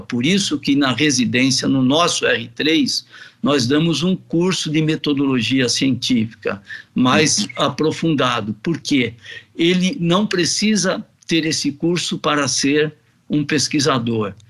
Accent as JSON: {"language": "Portuguese", "country": "Brazil", "said": "nós, como brasileiros"}